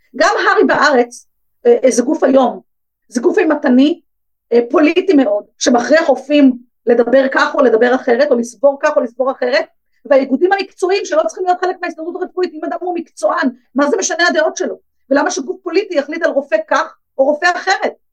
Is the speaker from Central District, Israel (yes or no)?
no; Bnei Brak, Tel Aviv District, Israel; גדלתי בבני ברק